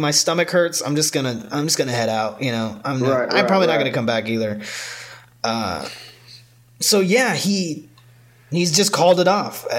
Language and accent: English; New York, United States; We're in Colorado. I'm from New York. Like, what the fuck do I do?